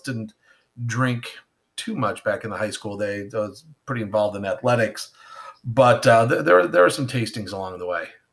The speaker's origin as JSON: {"language": "English", "town": "Ellicottville", "region": "New York", "country": "United States", "tie": "born or raised there", "said": "I grew up in the Ellicottville, uh, New York area. It is, Ellicottville is a small ski town, about an hour south of Buffalo, New York."}